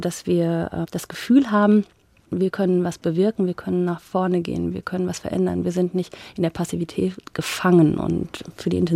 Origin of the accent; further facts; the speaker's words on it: Paderborn, North Rhine-Westphalia, Germany; now in Frankfurt, Germany; Genau, ich ähm, komme ursprünglich aus Paderborn und äh, habe immer voll gesagt, ich bin über die ZVS Kinderland verschickt worden.